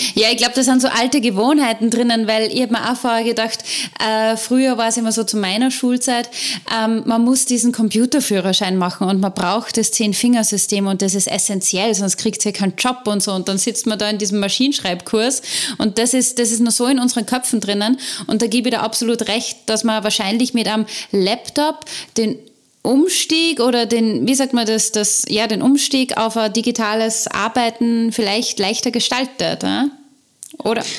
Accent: Austria; wie wir in Österreich sagen

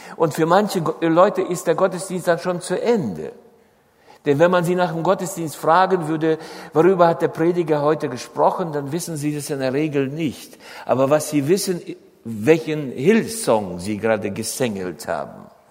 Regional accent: Germany

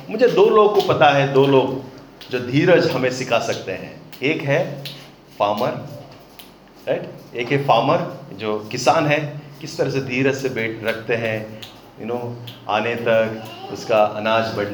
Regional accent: Candolim, Goa, India; you know Candolim मेरा गांव है मैं कह रहा प्रभु कांदोली में होता अच्छा है

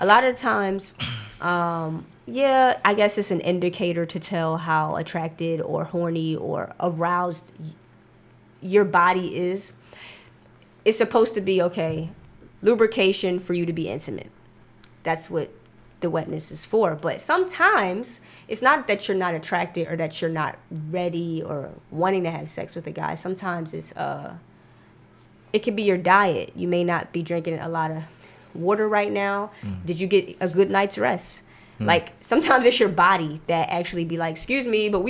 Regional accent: Philadelphia, Pennsylvania, United States; moved away as an adult; now in Atlanta, United States; I'm from Philly.

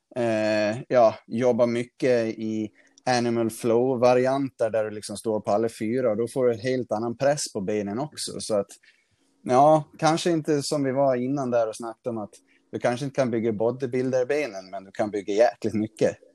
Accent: Gotland, Sweden; now in Stockholm, Sweden; nu bor jag uppe i Stockholm, men när jag bodde hemma på Gotland

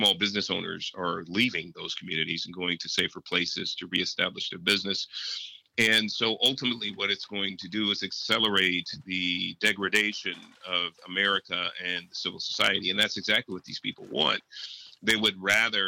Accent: San Francisco, California, United States; I was born in Hunters Point in San Francisco in project housing. I was born into abject poverty

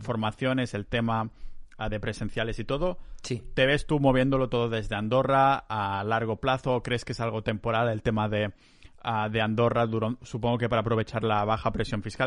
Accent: Catalonia, Spain; soy muy catalán

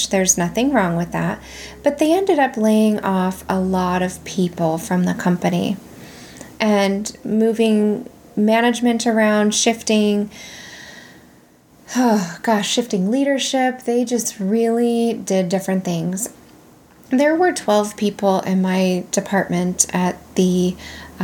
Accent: California, United States; moved away as an adult; also born or lived in Nevada; I made a big girl decision to leave my home state of California and move to Nevada.

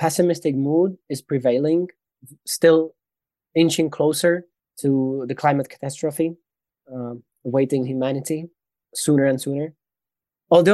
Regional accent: Czechia; my home country, Czechia

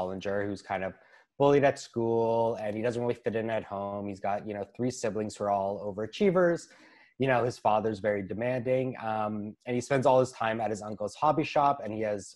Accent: Toronto, Ontario, Canada; I'm a writer from Toronto, Ontario.

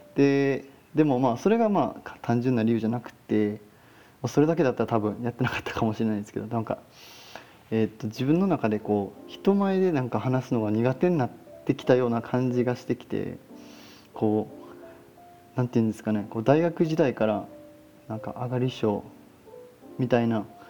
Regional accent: Osaka, Japan; moved away as an adult; also born or lived in Okinawa / Sweden; now in Texas, United States; 生まれは、えっ、ー、と天下の台所大阪生まれでしてえーと、大学までの18年間は、まあ、大阪在住

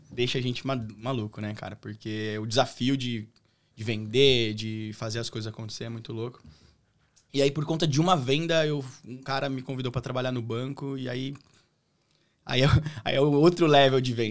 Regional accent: Jacareí, São Paulo, Brazil; Cresci em Jacareí, mas Cunha para mim foi, me deu um, uma notoriedade bem legal.

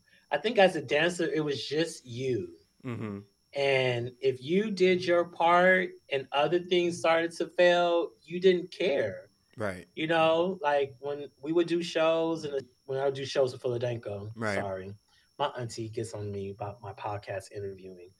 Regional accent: Los Angeles, California, United States; I'm from Los Angeles, California, South Central to be correct

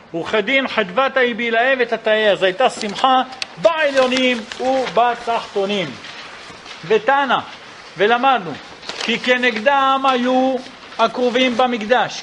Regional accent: Jerusalem, Jerusalem District, Israel; אצלנו בירושלים

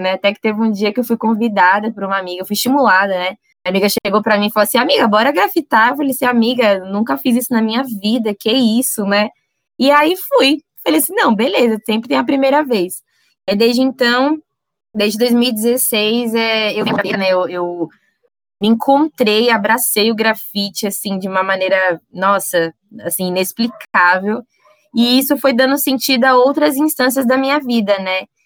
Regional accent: São Paulo, Brazil; na quebrada de onde eu venho, né, cidade de Tiradentes

